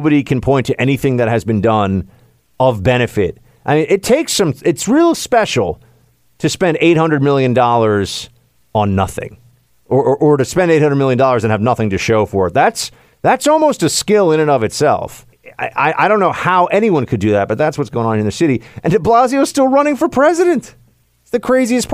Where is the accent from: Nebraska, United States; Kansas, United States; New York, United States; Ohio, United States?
New York, United States; I'm a New Yorker